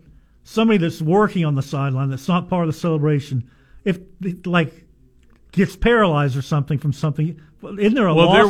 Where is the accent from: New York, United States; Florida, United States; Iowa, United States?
Florida, United States; St. Augustine; St. Augustine, Florida.